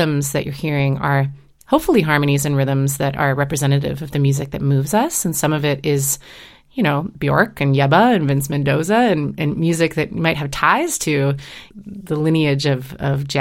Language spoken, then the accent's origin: English; Seattle, Washington, United States; moved away; I grew up in Seattle and, you know, went to Roosevelt High School